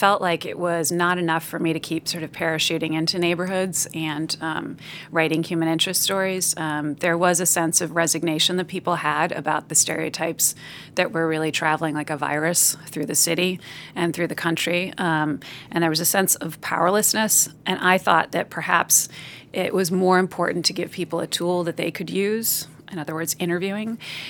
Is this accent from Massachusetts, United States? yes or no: yes; Wayland, Massachusetts, United States; So I grew up outside of Boston in a small town called Wayland.